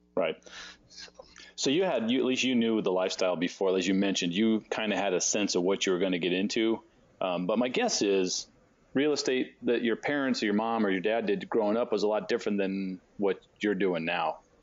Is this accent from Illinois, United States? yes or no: no; San Diego, California, United States; I grew up in California and San Diego